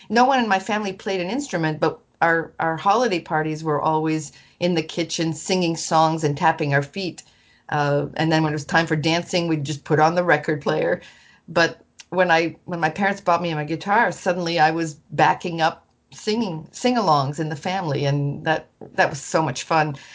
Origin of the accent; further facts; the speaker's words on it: Brownville Junction, Maine, United States; first language French; English is a second language; also born or lived in Lac-Mégantic, Quebec, Canada; my father worked for the railroad and moved us to Brownville Junction, Maine when I was seven years old.